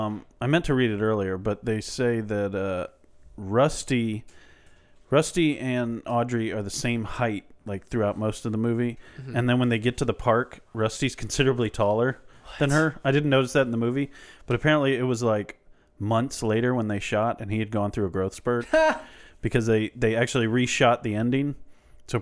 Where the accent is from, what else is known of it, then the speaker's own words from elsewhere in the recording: Chicago, Illinois, United States; I'm from Chicago.